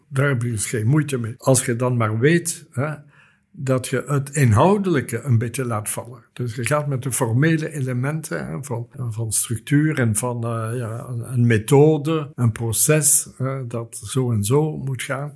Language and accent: Dutch; Flanders, Belgium; hier bij ons in Vlaanderen